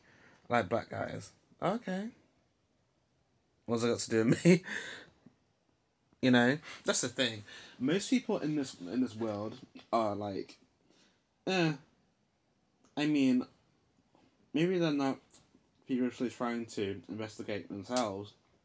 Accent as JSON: {"language": "English", "town": "Nottingham", "region": "East Midlands", "country": "United Kingdom", "said": "oh, so you're from Nottingham. Oh, so you know about these kind of things then?"}